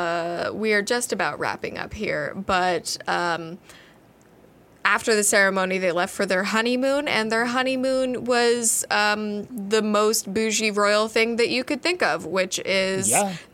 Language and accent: English; United States; accent: American; We're Americans.